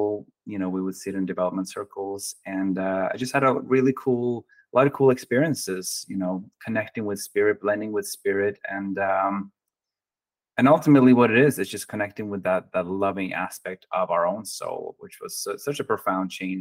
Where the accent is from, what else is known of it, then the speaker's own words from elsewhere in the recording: Oslo, Norway; English is a second language; moved away as an adult; also born or lived in Oregon / New Mexico; now in San Diego, United States; I was born and raised in Oslo, Norway. And at the age of 21, I moved to the United States